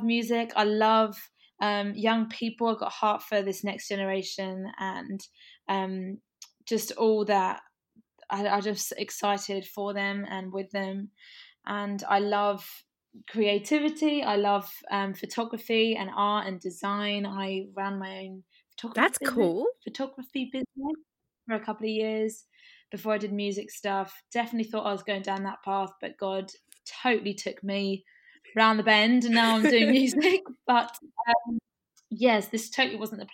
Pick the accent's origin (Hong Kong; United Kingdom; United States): United Kingdom; England; also born or lived in Brighton; I am from England in the UK. I live in Brighton, which is on the sunny south coast, an hour from London